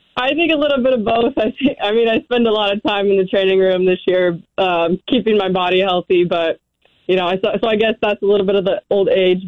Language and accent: English; Arizona, United States; moved away as an adult; also born or lived in New Mexico; now in Boise, United States; I am originally from Arizona.